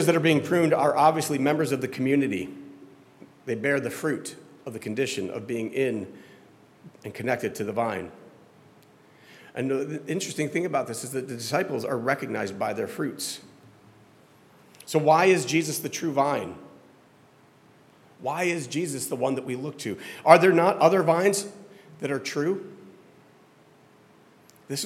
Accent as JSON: {"language": "English", "region": "Florida", "country": "United States", "tie": "born or raised there", "said": "I grew up in Florida"}